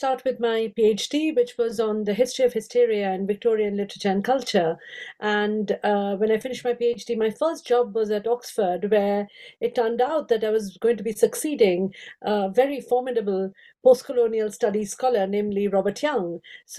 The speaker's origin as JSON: {"language": "English", "country": "India", "tie": "born or raised there", "second_language": "English", "said": "Of course, as I said, I grew up in India. I have five Indian languages, and I've always studied post-colonial literature."}